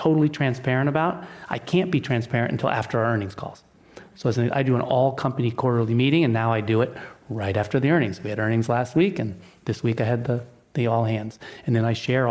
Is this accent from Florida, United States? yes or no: no; Seattle, Washington, United States; moved away; I grew up in Seattle